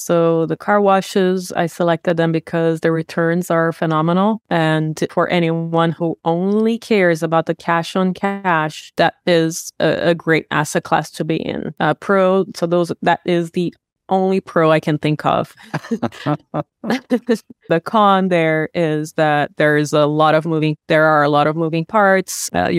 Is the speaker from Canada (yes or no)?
no; Brazil; I was born and raised in Brazil.